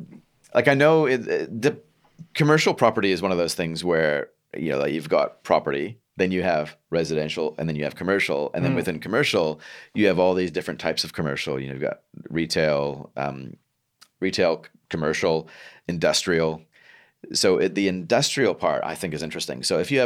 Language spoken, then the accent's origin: English; Canada; now in New Zealand; I'm from Canada